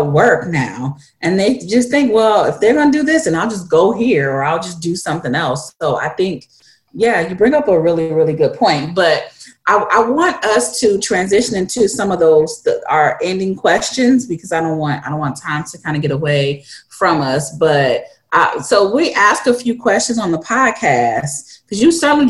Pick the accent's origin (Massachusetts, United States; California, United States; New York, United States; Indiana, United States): Indiana, United States; Gary; Denise Williams is from my hometown